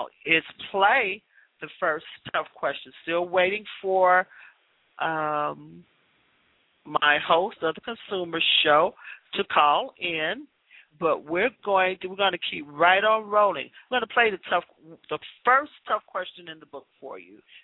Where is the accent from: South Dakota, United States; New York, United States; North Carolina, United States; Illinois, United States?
Illinois, United States; Chicago; I was born and raised in Chicago